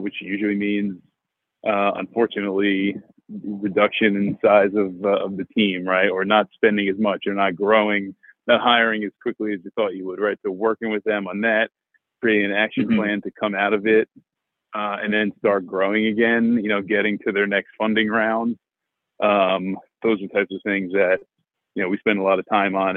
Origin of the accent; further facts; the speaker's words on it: New Jersey, United States; I interned at a mutual fund close to where I grew up in New Jersey